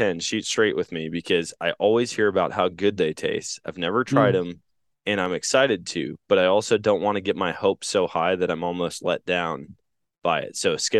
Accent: Wisconsin, United States; now in Missouri, United States; Like, growing up in Wisconsin, here in Missouri, it's illegal to shoot them in both places.

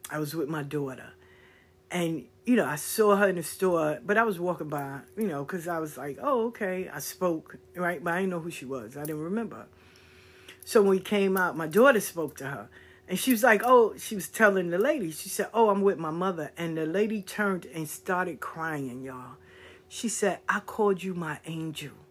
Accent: the South, United States; No, I'm from the South.

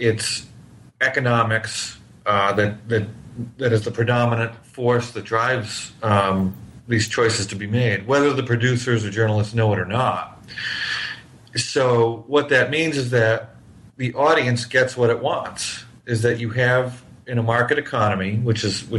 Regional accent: New Hampshire, United States; now in Miami, United States; I grew up in New Hampshire

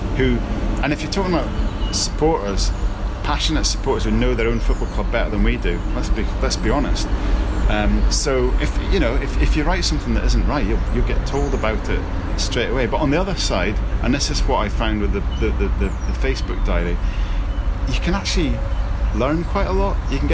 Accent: Scotland, United Kingdom; now in Leicester, United Kingdom; I'm Scottish

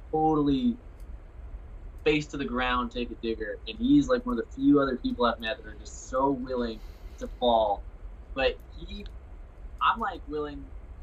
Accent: Carson City, Nevada, United States; I grew up in Carson City

